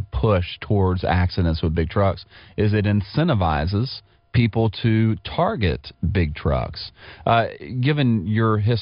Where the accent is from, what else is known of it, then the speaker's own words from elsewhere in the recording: Louisville, Kentucky, United States; I grew up in the Louisville area